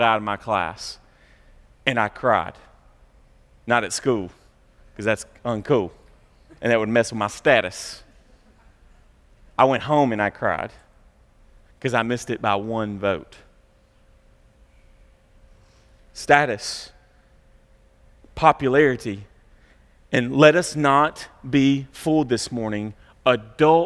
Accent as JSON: {"language": "English", "town": "Franklin", "region": "Tennessee", "country": "United States", "tie": "born or raised there", "said": "we grew up in Franklin, which was much more like 90210 than it was South Central Kentucky"}